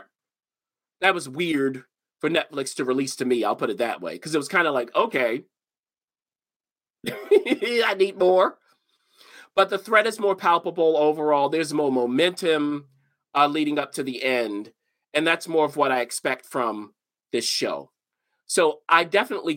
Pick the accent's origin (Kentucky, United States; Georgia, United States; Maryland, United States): Maryland, United States; Baltimore; I'm from Baltimore